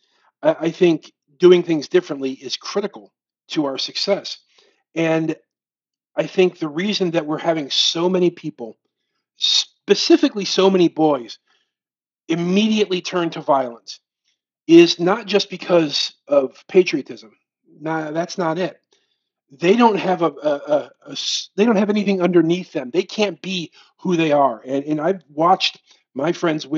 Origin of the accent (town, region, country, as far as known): United States